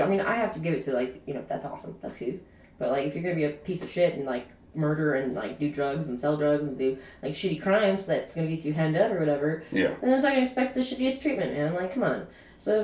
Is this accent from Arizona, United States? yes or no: yes; Arizona, United States; I'm from Arizona. That's where I live.